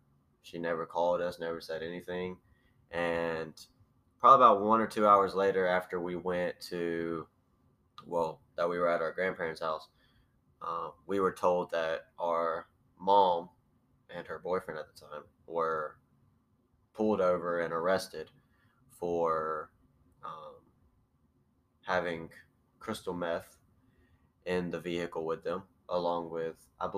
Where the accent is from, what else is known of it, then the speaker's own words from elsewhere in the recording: Enterprise, Alabama, United States; I am from Enterprise, Alabama. If you don't know where that is, it's like a little, not really a small city, but it's a city below Troy, Alabama.